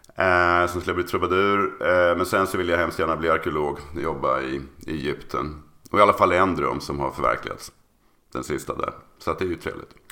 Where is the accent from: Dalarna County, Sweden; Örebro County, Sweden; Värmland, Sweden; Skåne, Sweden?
Örebro County, Sweden; Örebro; now in Uppsala, Sweden; född och uppvuxen i Örebro